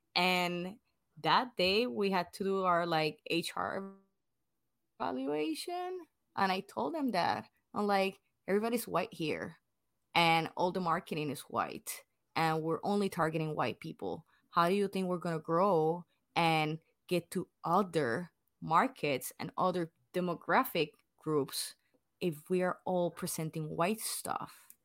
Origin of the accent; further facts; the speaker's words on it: Puerto Rico; English is a second language; moved away as an adult; now in United States; like me, hundred percent born and raised in Puerto Rico